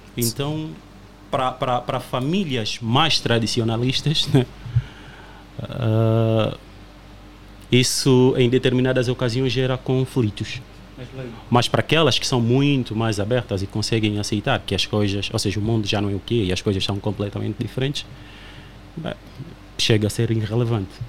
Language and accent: Portuguese; Uíge, Angola; now in Portugal; eu sou do Ije